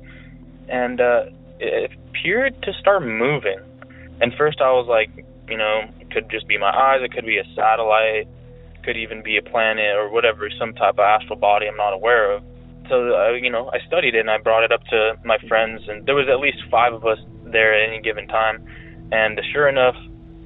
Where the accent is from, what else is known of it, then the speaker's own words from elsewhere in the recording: Alameda County, California, United States; I'm originally from Alameda County, California